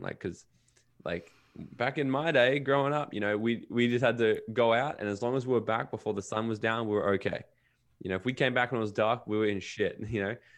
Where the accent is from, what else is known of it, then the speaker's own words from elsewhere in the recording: Brisbane and Gold Coast, Queensland, Australia; also born or lived in Los Angeles / Miami; I kinda grew up between Brisbane, Australia, and Gold Coast, Australia, where I am right now